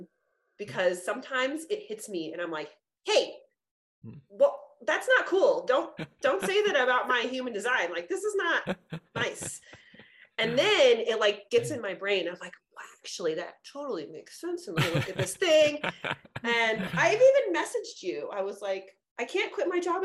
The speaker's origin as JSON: {"language": "English", "region": "California", "country": "United States", "said": "we're both from California"}